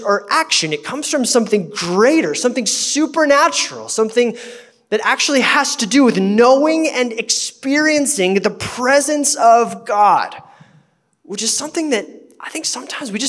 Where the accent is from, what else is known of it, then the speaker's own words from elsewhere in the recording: United States; as American Christians